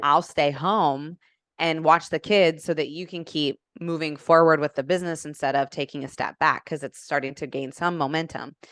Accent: Indianapolis, Indiana, United States; moved away as an adult; now in Atlanta, United States; born and raised in Indianapolis

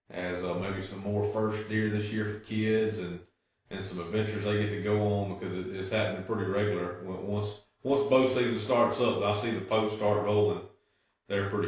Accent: Mississippi, United States; how we grew up in Amite County with, with you and going to the hunting camp

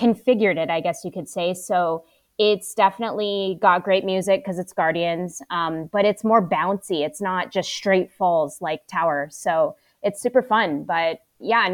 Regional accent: Michigan, United States; also born or lived in Sacramento; now in Los Angeles, United States; from Michigan originally

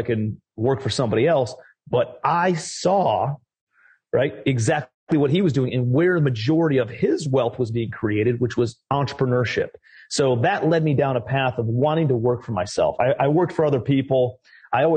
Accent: Cleveland, Ohio, United States; I'm from Ohio, Cleveland, Ohio, originally. I don't know if you guys know LeBron James and, you know, the Cleveland Cavaliers. So that's where I'm originally from. Grew up in a very blue collar family

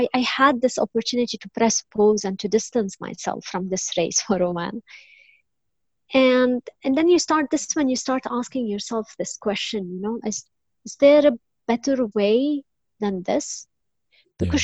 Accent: Lebanon; I was born and raised in Lebanon.

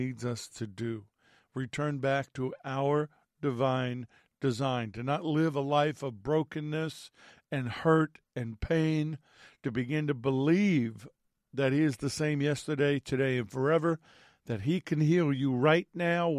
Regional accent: New York, United States; Growing up in New York and being Italian

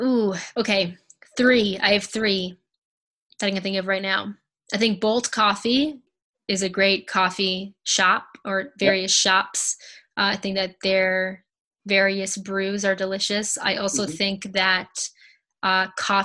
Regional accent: Providence, Rhode Island, United States; also born or lived in Matunuck, Rhode Island; Providence definitely has my heart, born and raised, never really fully left

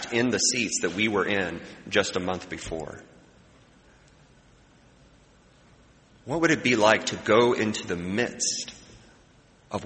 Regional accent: Midwest, United States; as a Midwesterner

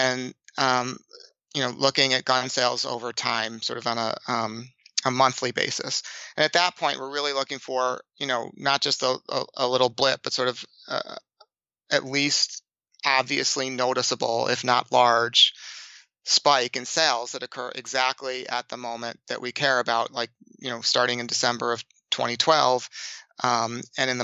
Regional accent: Boston, Massachusetts, United States; I'm from Boston

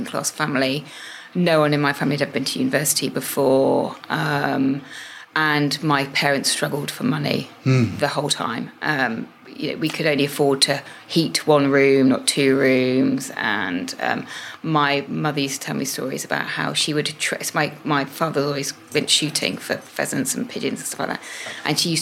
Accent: Rutland, East Midlands, United Kingdom; growing up in Rutland, in the middle of nowhere.

